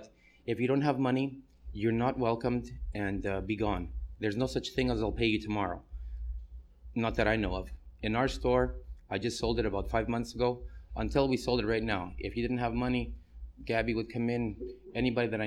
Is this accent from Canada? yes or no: yes; Canada; moved away as an adult; now in New York, United States; I'm a Canadian. I moved to America in 1990